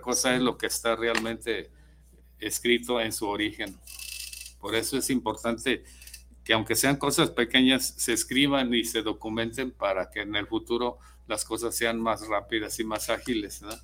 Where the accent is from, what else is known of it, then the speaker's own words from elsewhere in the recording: San Ignacio Cerro Gordo, Jalisco, Mexico; now in Guadalajara, Mexico; de San Ignacio, donde yo nací.